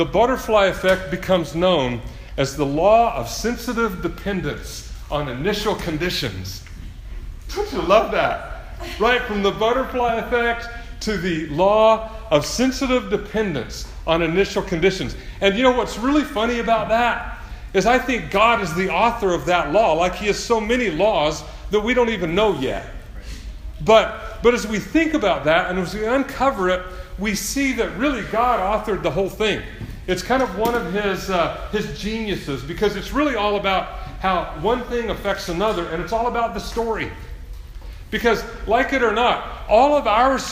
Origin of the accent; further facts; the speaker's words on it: Kansas, United States; I grew up in Kansas